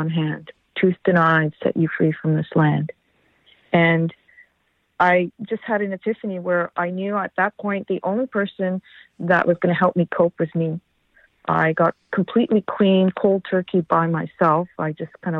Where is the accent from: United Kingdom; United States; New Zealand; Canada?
Canada; as Canadian citizens